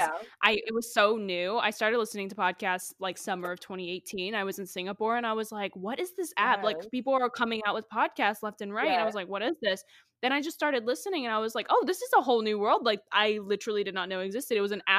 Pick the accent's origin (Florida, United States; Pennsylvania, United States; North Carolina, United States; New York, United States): North Carolina, United States; Charlotte; have a guest that's from my hometown of Charlotte, North Carolina.